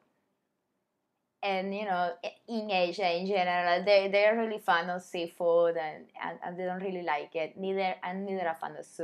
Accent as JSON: {"language": "English", "country": "Cuba", "also_born_or_lived": "China", "moved": "as an adult", "lives_now": "Vietnam", "said": "I'm from Cuba"}